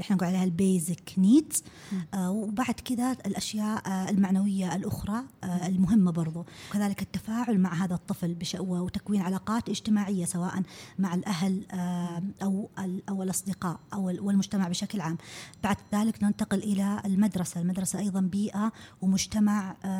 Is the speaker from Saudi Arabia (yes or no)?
yes; Saudi Arabia; عندنا في السعوديه